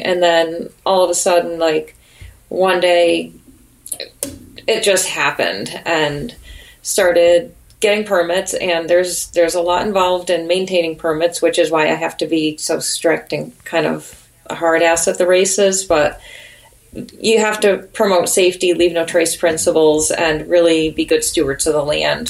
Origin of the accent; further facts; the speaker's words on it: Connecticut, United States; now in New Hampshire, United States; I'm from Connecticut originally